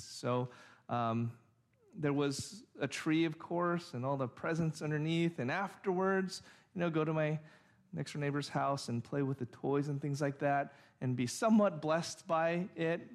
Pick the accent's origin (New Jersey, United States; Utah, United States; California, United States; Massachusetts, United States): California, United States; Orange; also born or lived in Santa Ana; after I was six or seven, we moved to Orange from Santa Ana